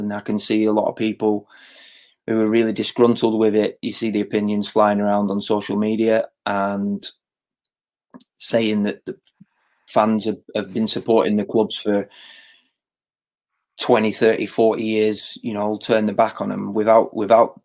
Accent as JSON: {"language": "English", "town": "Blackburn", "region": "North West England", "country": "United Kingdom", "tie": "born or raised there", "said": "I grew up in Cherry Tree, which is not far from Ewood."}